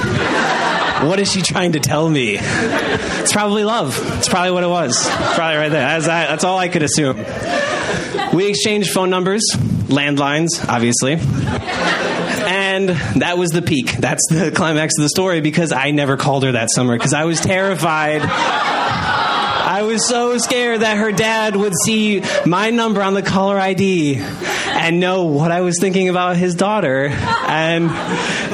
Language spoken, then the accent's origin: English; Janesville, Wisconsin, United States; I'm from Janesville